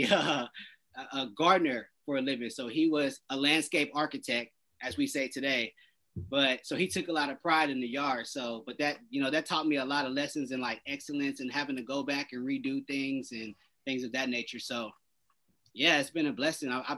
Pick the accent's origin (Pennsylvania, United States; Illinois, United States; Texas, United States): Texas, United States; Houston; also born or lived in Louisiana; I'm from Louisiana, humble beginnings, you know, moved to Houston when I was real, real young